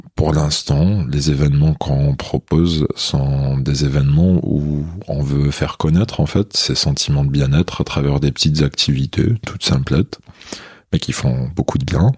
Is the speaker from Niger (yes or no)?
no; Béjaïa, Béjaïa Province, Algeria; French is a second language; moved away as an adult; also born or lived in Toulouse, France; now in Paris, France; j'étais en Algérie. Je suis né à Béjaïa, c'est une ville côtière en Kabylie